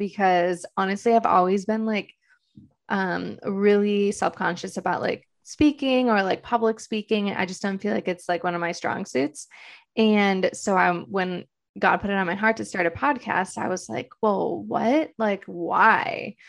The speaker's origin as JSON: {"language": "English", "town": "Detroit", "region": "Michigan", "country": "United States", "moved": "as an adult", "lives_now": "Los Angeles, United States", "said": "I'm originally from Detroit, Michigan"}